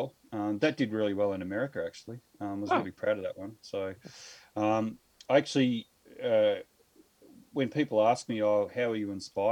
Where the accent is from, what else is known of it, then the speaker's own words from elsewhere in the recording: Victoria, Australia; now in Adelaide, Australia; I grew up in Victoria, which is in the eastern seaboard. So I grew up in a little country town over there of about 500 people and mostly dairy farms